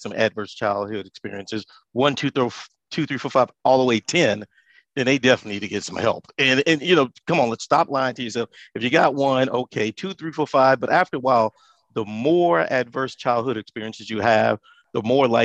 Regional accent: Texas, United States; I'm from Texas

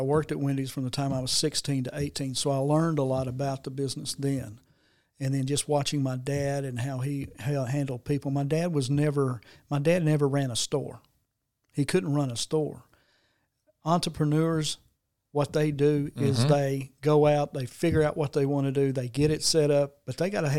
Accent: Jonesboro, Arkansas, United States; I was always been in Jonesboro. I was born and raised in Jonesboro.

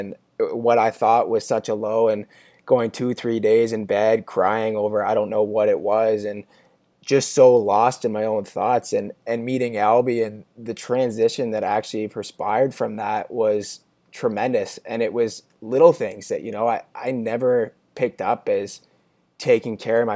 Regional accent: Canada; now in Pittsburgh, United States; It's the Canadian in me

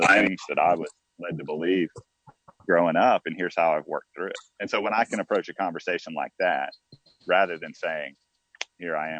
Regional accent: Fort Worth, Texas, United States; now in South Carolina, United States; growing up in Fort Worth, Texas, which is on the good side of Dallas, Texas, growing up there, my school district was diverse

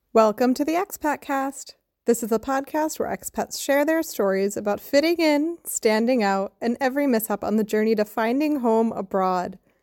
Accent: United States; moved away; as an American

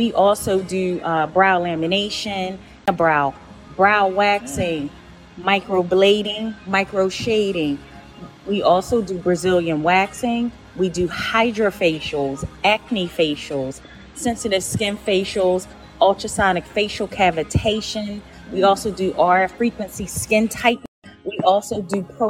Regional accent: Philadelphia, Pennsylvania, United States; moved away; I'm originally from Philly.

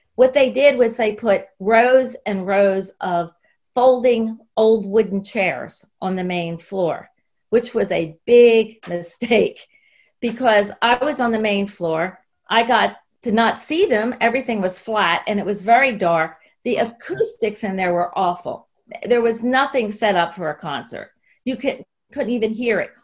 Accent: United States; one of the things that we did as American girls is a lot of us immediately got British pen pals

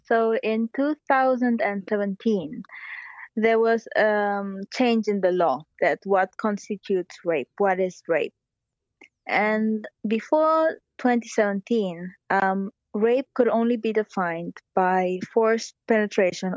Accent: Barcelona, Catalonia, Spain; now in Japan; I'm half Japanese, half German, although I was raised in Barcelona

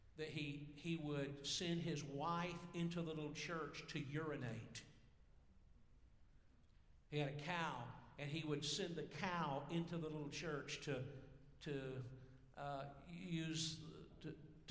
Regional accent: Georgia, United States; I'm actually from Georgia.

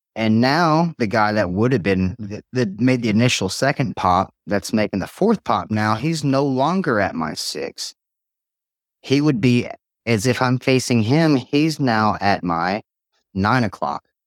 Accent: Tazewell, United States; also born or lived in White River, Indiana; I grew up in Tazewell. very rural area

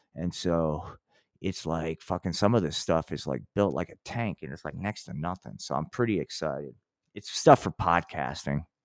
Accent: Atlantic City, New Jersey, United States; which is my hometown

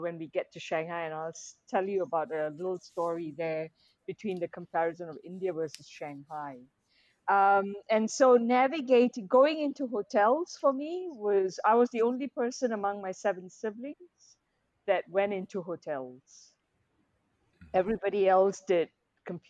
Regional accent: Petaling Jaya, Selangor, Malaysia; having grown up in PJ, my mum, both my parents are third generation Malaysian. They were born here

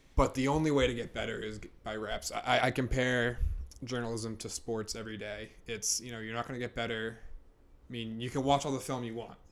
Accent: Kingston, Massachusetts, United States; I'm from South Shore, Massachusetts

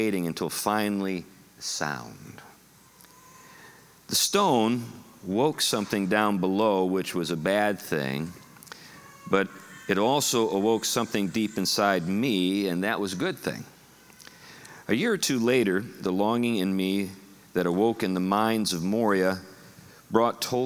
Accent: Western Pennsylvania, United States; moved away; also born or lived in Buffalo, New York; I grew up in Western Pennsylvania, right in the wake of Lake Erie

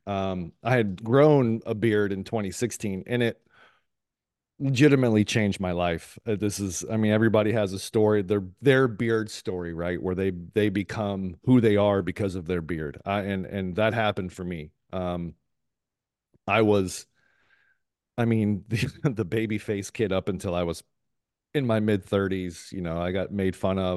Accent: Columbus, Ohio, United States; also born or lived in San Diego, California; now in Tampa, United States; born in San Diego, uh, raised in Columbus, Ohio for, um, good portion of my life

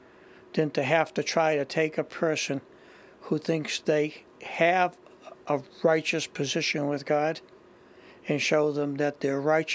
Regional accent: Boston, Massachusetts, United States; I'm from Boston.

